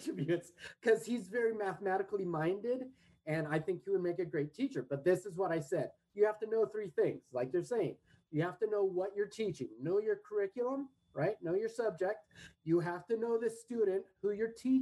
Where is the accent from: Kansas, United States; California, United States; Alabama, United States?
California, United States; Redondo Beach; moved away; In South Bay, LA, where I grew up in Redondo